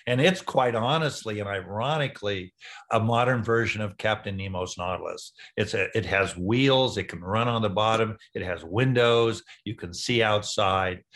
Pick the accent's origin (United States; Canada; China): United States; San Diego, California; also born or lived in Wichita, Kansas; I was in San Diego